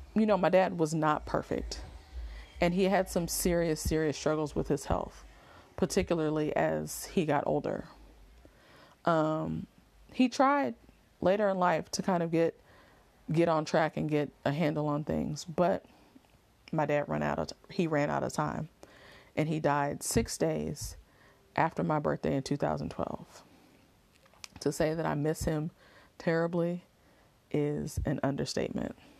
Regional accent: Oakland, California, United States; I'm really from Oakland

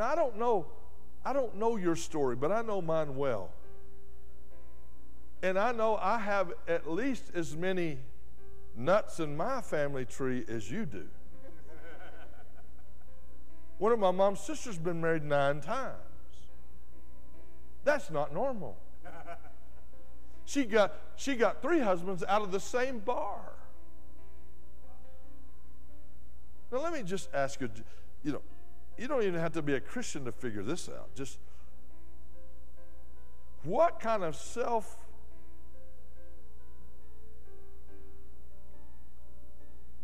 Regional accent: West Texas, United States; also born or lived in Dallas; I grew up in West Texas where you have to irrigate everything.

